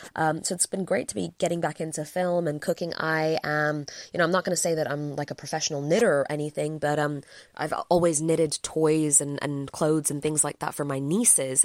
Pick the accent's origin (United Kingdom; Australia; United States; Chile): United Kingdom; England; I'm from England